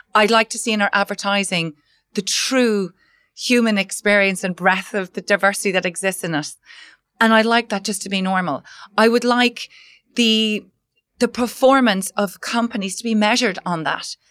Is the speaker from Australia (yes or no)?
no; Ireland; I was working as a management consultant in Dublin, Ireland. Um, I'm Irish.